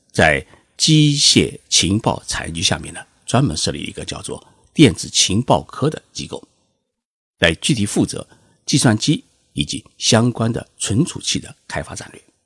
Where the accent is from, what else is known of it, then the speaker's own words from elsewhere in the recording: China; 我们中国人